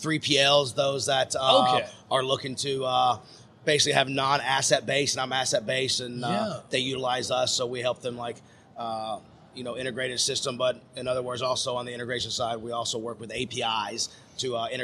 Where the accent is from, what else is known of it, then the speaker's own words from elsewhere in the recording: Franklin, Tennessee, United States; we grew up in Franklin, Tennessee.